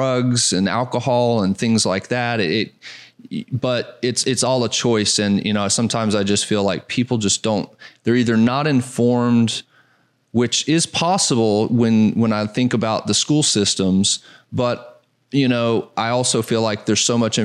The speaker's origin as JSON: {"language": "English", "region": "Southeast", "country": "United States", "tie": "born or raised there", "moved": "yes", "said": "I grew up in the Southeast"}